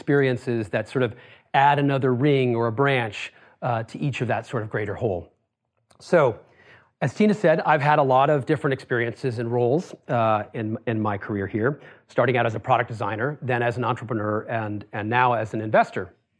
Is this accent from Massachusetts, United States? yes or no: yes; Worcester, Massachusetts, United States; So I grew up in Worcester, Massachusetts. Any of you know Worcester? A couple of you. It's about it's a working class city about an hour west of Boston.